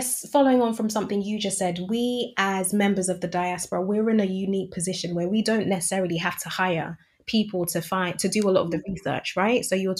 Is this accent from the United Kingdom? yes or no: yes; United Kingdom; I'm British, born and raised, but I have my strong affinity with my East African roots.